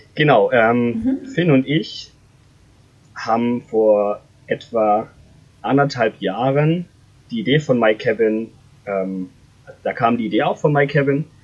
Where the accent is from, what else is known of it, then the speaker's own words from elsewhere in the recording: Freiburg, Baden-Württemberg, Germany; moved away as an adult; now in Konstanz, Germany; Ich komme ursprünglich aus Freiburg, bin im Schwarzwald aus, aufgewachsen